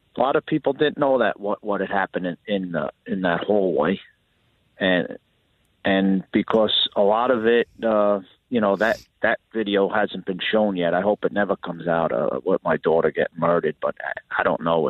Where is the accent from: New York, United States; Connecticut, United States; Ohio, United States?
New York, United States; now in Florida, United States; tough and calloused from growing up in New York